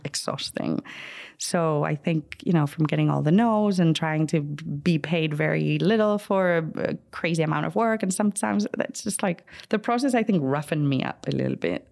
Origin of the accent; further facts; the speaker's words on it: Madrid, Community of Madrid, Spain; moved away as an adult; now in United States; growing up in Spain